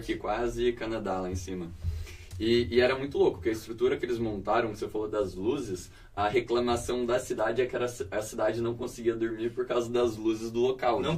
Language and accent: Portuguese; interior of São Paulo, Brazil; eu venho do interior de São Paulo